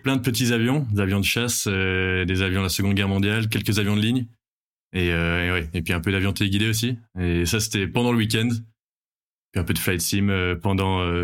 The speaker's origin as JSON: {"language": "French", "country": "Belgium", "moved": "as an adult", "lives_now": "Bordeaux, France", "said": "je viens de Belgique et j'habite à Bordeaux maintenant depuis 4 ans"}